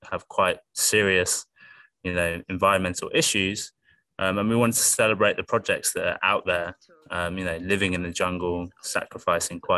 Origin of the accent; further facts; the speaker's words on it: United Kingdom; I live in I was brought up in a really beautiful place in the UK, full of wildlife by the ocean and beautiful